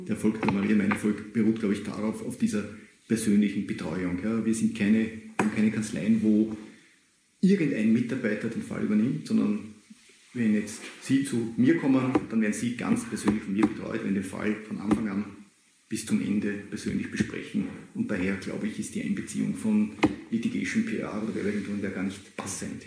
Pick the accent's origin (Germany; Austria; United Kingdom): Austria; bei uns in Österreich